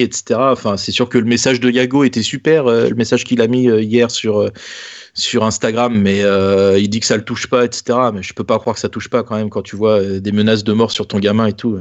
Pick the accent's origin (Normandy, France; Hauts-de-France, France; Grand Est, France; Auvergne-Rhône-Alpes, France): Normandy, France; on est des Normands